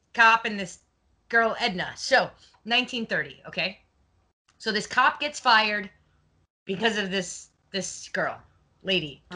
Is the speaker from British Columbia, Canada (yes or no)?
no; Montreal, Quebec, Canada; moved away as an adult; now in South Florida, United States; I was born in Montreal, but I moved down to South Florida when I got married.